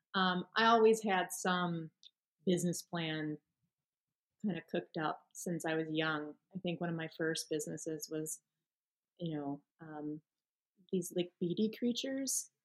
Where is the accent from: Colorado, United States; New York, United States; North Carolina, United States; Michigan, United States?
Michigan, United States; moved away as an adult; also born or lived in Florida; now in Chicago, United States; I grew up in Michigan pretty much since I was six